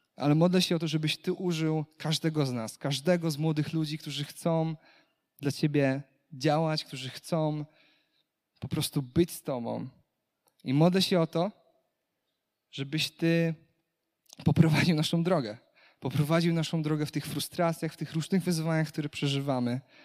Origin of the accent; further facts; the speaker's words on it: Kashubia, Pomeranian Voivodeship, Poland; jestem Kaszubem, jestem czystej krwi Kaszubem